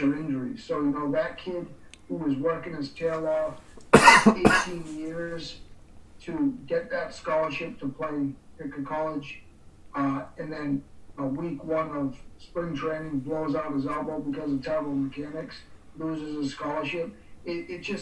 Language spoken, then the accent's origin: English; Boston, Massachusetts, United States; I grew up in the Boston area